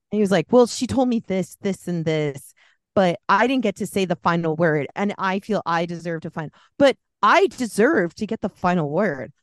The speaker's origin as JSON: {"language": "English", "area": "Bay Area", "region": "California", "country": "United States", "tie": "born or raised there", "moved": "yes", "lives_now": "Washington, United States", "said": "I grew up in the Bay Area"}